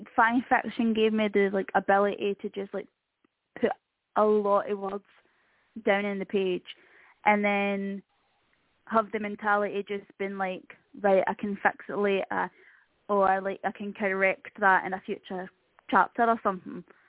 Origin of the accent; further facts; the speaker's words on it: Scotland, United Kingdom; being Scottish